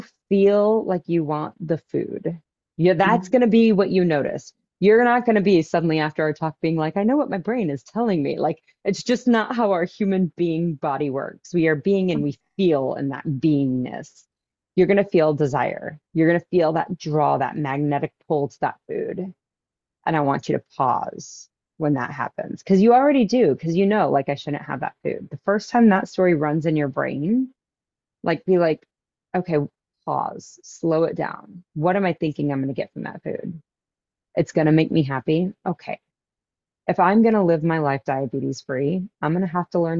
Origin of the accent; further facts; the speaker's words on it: Wichita, Kansas, United States; my hometown here in Kansas, we have a cardiologist's office. I live in the biggest town in Kansas